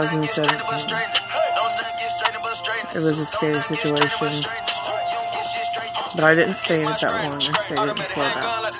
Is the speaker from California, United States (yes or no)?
no; Tulsa, Oklahoma, United States; I'm from Tulsa, Oklahoma